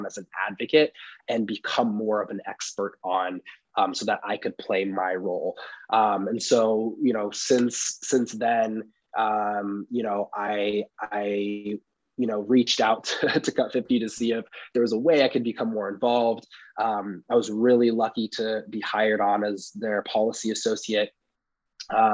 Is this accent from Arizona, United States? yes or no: no; Oakland, California, United States; I grew up in the East Bay, Oakland, California